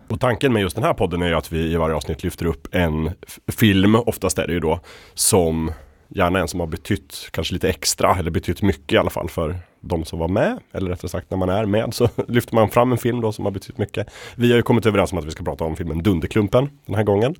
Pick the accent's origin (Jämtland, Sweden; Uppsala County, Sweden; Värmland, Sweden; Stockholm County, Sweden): Jämtland, Sweden; Östersund; i Östersund då, där jag växte upp